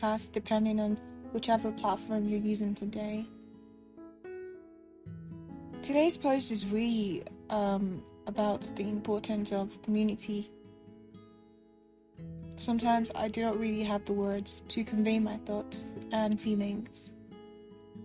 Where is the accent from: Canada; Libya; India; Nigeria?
Nigeria; moved away as an adult; I was away from Nigeria for the first time in my life, and I was basically alone in a new country